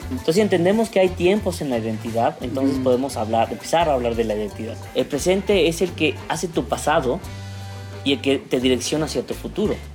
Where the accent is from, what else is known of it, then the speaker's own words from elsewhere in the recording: Mexico; como mexicanos